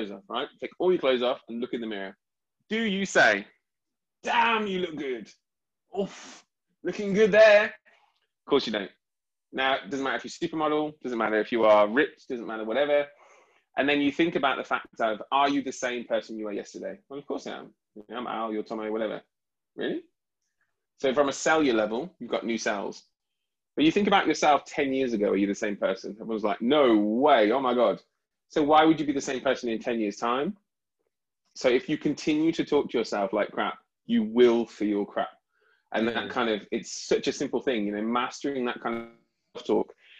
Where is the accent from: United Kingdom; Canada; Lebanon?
United Kingdom; I'm very proud of being British.